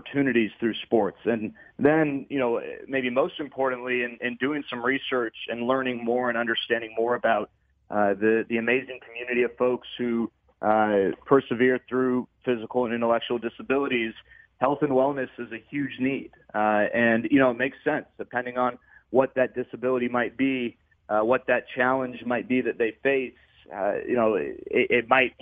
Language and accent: English; Dallas, Texas, United States; I grew up in Dallas